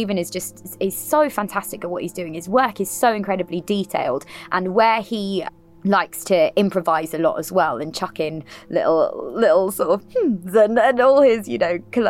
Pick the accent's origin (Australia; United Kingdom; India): United Kingdom; London; I'm actually born and raised in Camden, in London